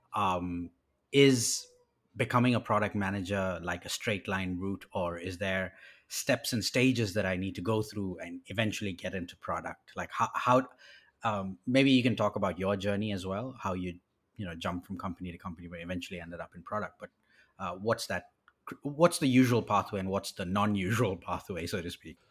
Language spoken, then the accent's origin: English; Botswana; I grew up in Africa as well. I grew up in a country called Botswana.